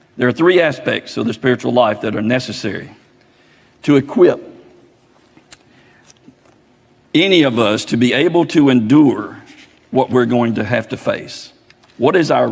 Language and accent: English; Oakland, United States; growing up in Oakland, going to grammar school all 8 years in that little bitty four-room schoolhouse